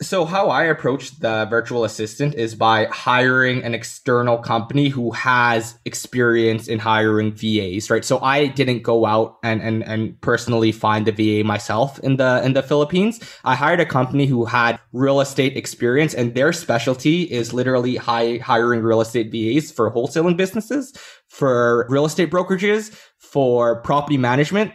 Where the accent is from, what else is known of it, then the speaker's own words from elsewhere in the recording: Canada; born in Canada